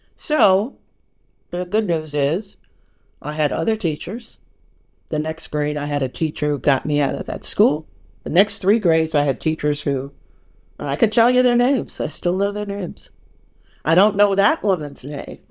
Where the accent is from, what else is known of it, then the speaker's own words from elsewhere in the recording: New York, United States; moved away as an adult; now in California, United States; I'm born and raised in New York. I am a New Yorker